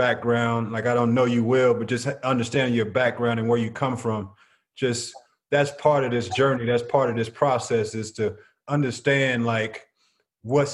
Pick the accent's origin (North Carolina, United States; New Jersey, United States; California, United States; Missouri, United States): Missouri, United States; St. Louis; I'm from St. Louis